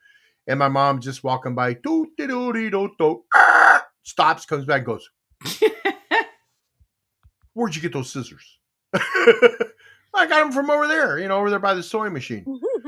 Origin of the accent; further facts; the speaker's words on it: Texas, United States; also born or lived in Korea; You know, I'm Korean. I'm born in Korea. I was raised in Texas.